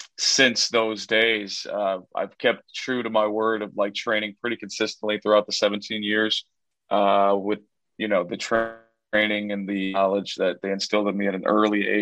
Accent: Chicago, Illinois, United States; an American luchador born and raised in Chicago, Illinois

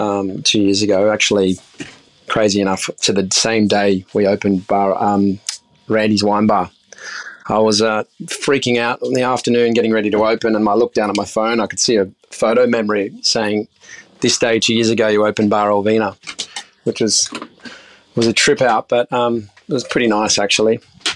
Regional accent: Sydney, New South Wales, Australia; So I grew up in Sydney's inner west, and I studied at Sydney Uni, studied marine science

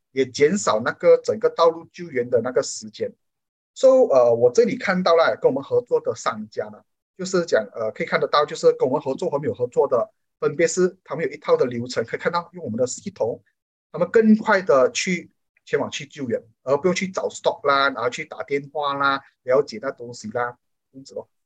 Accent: Malaysia; 我们马来西亚人民

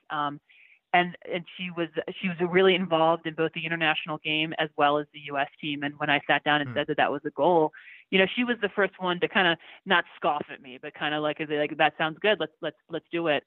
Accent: Baltimore, Maryland, United States; moved away as an adult; now in Denver, United States; I grew up in Baltimore, so I feel like everybody kind of is, is born with a lacrosse stick in their hand back there.

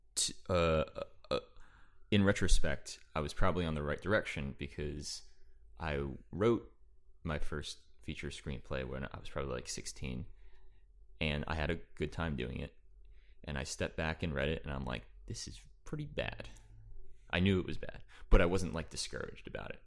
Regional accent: East Brunswick, New Jersey, United States; I am from New Jersey, East Brunswick, New Jersey, Central New Jersey

